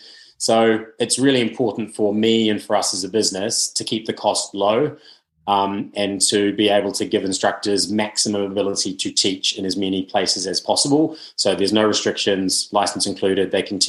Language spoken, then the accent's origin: English; New Zealand; now in United Kingdom; I really noticed when I came from New Zealand to the UK